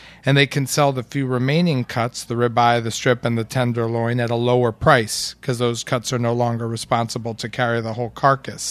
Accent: New York City, New York, United States; you, like me, are part of the select few people that are born and raised in New York City

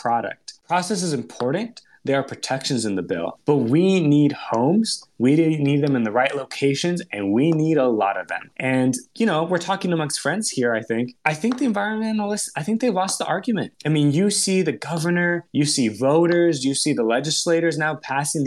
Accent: Tracy, California, United States; I grew up in Tracy, California

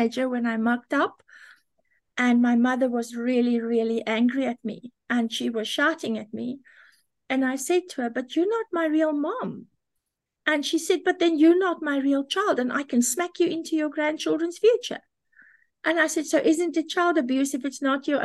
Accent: South Africa; I was born in South Africa.

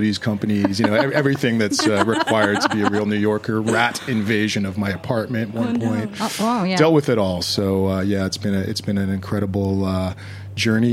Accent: Canada; moved away as an adult; now in New York, United States; I'm from Canada originally.

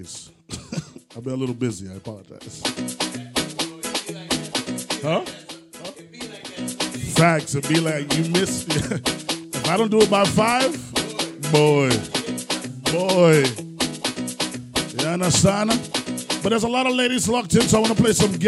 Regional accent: Trinidad & Tobago; I am from Trinidad

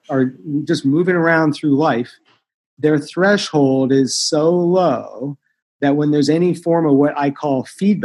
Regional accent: Los Angeles, California, United States; I was brought up in Koreatown here in Los Angeles

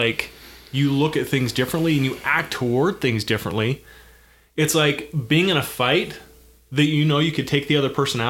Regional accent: Davis County, Utah, United States; I grew up in Davis County.

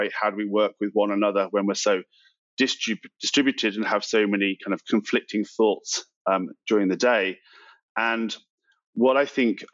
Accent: United Kingdom; moved away as an adult; now in United States; I'm from the UK originally. I moved to the US about 15 years ago now

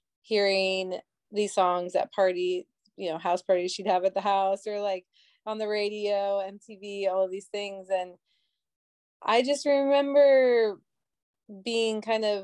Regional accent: Minnesota, United States; now in New York City, United States; growing up in Minnesota

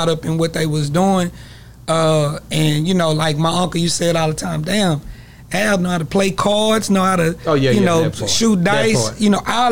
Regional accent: Longview, Texas, United States; also born or lived in Long Beach, California; I'm from Longview, Texas.

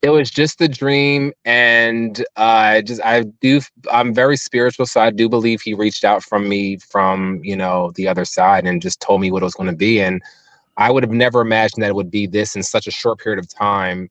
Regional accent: Cape May, New Jersey, United States; moved away; I'm from Cape May, born and raised

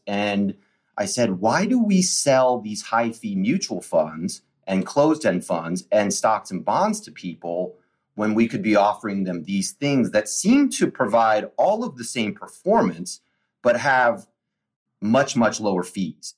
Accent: Washington, District of Columbia, United States; I was born on June 30th, 1980, in Georgetown University Hospital

